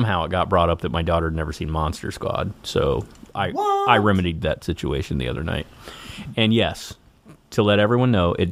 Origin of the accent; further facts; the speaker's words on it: Ohio, United States; we're Ohioans